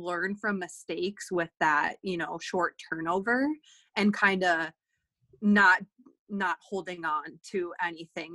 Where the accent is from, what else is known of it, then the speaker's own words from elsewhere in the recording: Minnesota, United States; moved away; I'm from Minnesota and that's where my family is